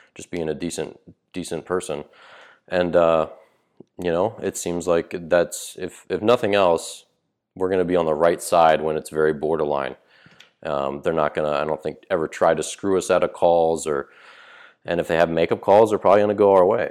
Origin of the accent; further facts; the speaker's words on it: Maryland, United States; moved away; when I grew up in Maryland